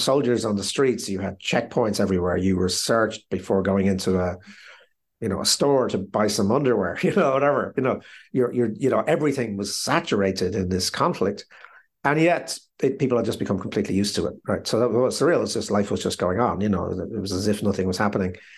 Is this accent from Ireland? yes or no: yes; Ireland; being sixty-five and being Irish